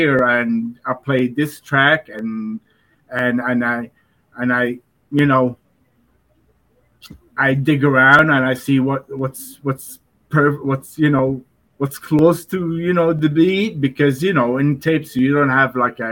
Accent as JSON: {"language": "English", "region": "Dubai", "country": "United Arab Emirates", "tie": "born or raised there", "said": "I grew up in Dubai"}